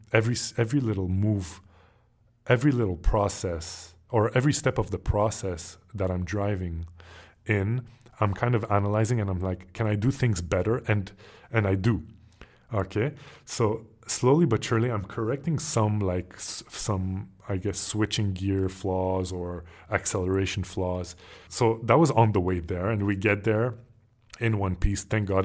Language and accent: English; Montreal, Quebec, Canada; moved away; me growing up in Montreal, Canada